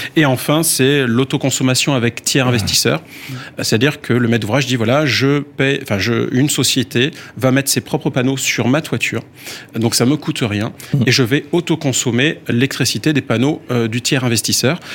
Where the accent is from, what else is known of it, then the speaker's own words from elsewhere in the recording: France; chez nous en France